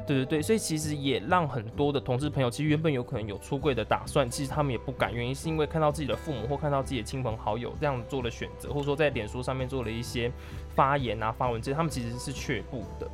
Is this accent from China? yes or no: no; Taiwan; 最后我们都是台湾人